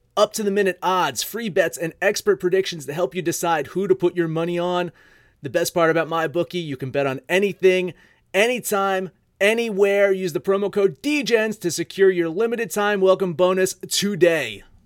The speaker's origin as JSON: {"language": "English", "region": "New Jersey", "country": "United States", "said": "my home state team"}